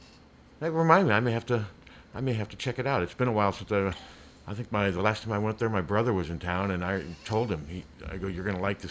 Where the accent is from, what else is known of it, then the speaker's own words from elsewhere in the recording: Des Moines, Iowa, United States; it was a great Chinese restaurant in Des Moines growing up in Beaverdale